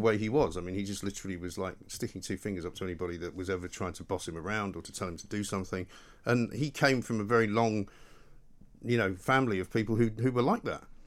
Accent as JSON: {"language": "English", "region": "Scotland", "country": "United Kingdom", "said": "I'm from Scotland"}